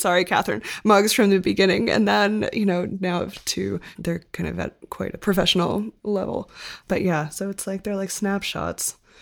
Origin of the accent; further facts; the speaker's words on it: Denmark; I was born in Denmark